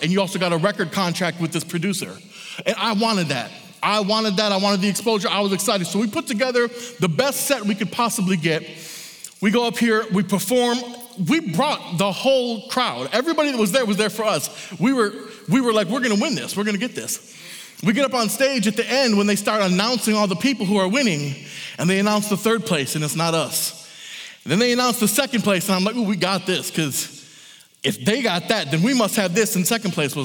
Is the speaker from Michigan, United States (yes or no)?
yes; Michigan, United States; I'm from Michigan.